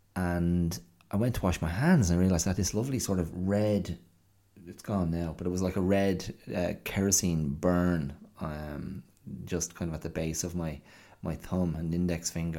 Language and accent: English; Ireland; moved away; as an Irish child growing up in the, uh, seventies and eighties.